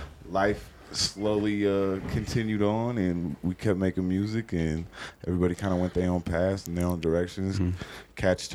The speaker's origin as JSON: {"language": "English", "town": "Austin", "region": "Texas", "country": "United States", "tie": "born or raised there", "also_born_or_lived": "Oregon", "moved": "as an adult", "lives_now": "Denver, United States", "said": "I'm from Oregon originally, but I grew up in Austin, Texas. So I lived there for like the majority of my life, through middle school up until adulthood. And then I moved here like, damn, almost 9 years ago now."}